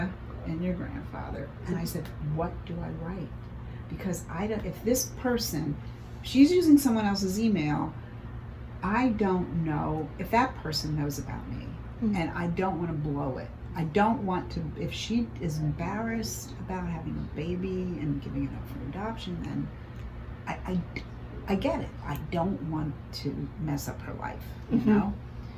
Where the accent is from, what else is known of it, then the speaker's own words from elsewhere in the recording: Norfolk, Virginia, United States; born there; I was born in Norfolk, Virginia.